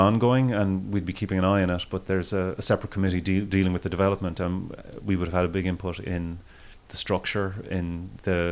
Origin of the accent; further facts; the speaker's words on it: Cork, Munster, Ireland; I'm from Cork myself